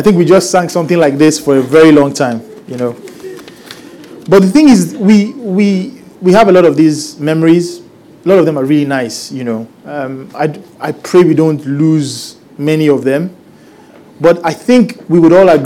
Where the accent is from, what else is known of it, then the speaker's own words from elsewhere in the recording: Lagos, Nigeria; also born or lived in Manchester, United Kingdom; So I grew up here in Lagos, and I experienced Christmas here growing up, and I still